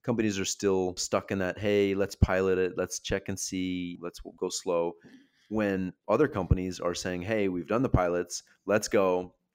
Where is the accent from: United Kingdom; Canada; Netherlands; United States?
Canada; I'm from Canada.